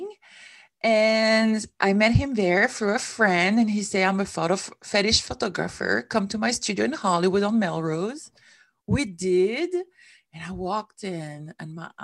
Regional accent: Switzerland; moved away as an adult; also born or lived in San Diego; I came from Switzerland, which is where I come from.

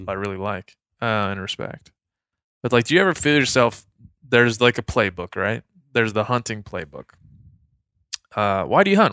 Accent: Maryland, United States; moved away; my hometown back in Maryland

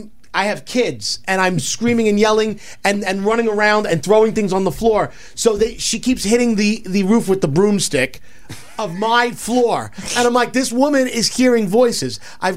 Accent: New York City, New York, United States; When I was growing up in Brooklyn, we had these attached row houses.

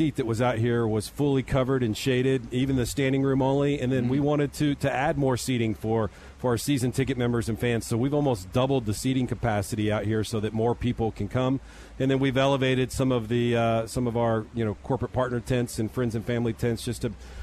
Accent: Texas, United States; I'm a Texan

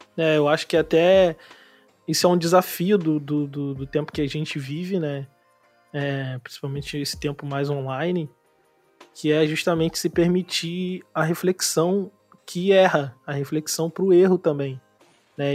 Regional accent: Nova Iguaçu, Rio de Janeiro, Brazil; moved away; eu sou de Nova Iguaçu, de Austin

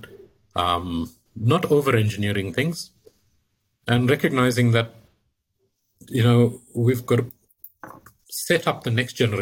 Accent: South Africa; as a South African

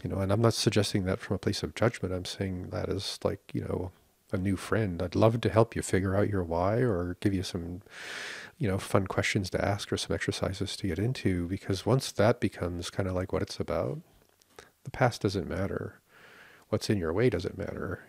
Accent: Canada; we are very entitled and very tight-fisted in Canada

